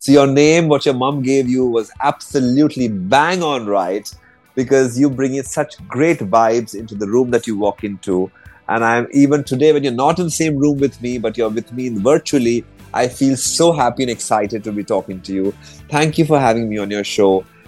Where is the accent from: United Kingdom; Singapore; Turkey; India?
India; Mumbai, Maharashtra; I always say I'm from Bombay.